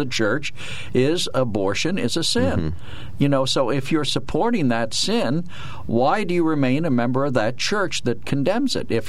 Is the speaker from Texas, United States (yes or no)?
no; Harrisburg, Pennsylvania, United States; I was born in Harrisburg.